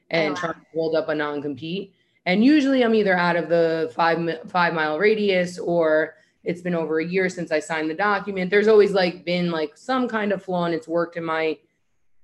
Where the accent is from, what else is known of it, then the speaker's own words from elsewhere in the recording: New York, United States; moved away as an adult; also born or lived in South Florida; I'm from New York. I do hair